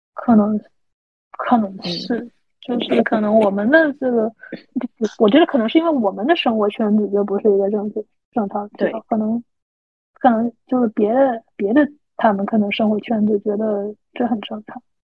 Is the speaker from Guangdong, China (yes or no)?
yes; Guangdong, China; 像我们这种广东的这边就可能比较清淡